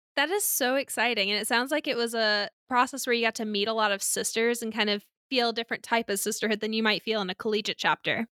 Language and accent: English; Alabama, United States; I grew up in Alabama